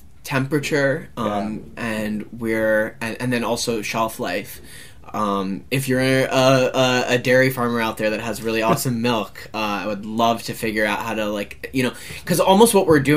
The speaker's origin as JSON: {"language": "English", "country": "United States", "said": "as an American, as someone who grew up, like, with, like, cereal on the table"}